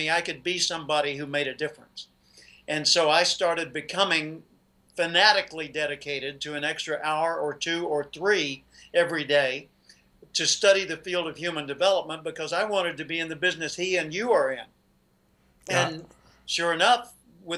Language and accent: English; Little Rock, Arkansas, United States; moved away as an adult; now in California, United States; I grew up in Little Rock, Arkansas. I live in California today.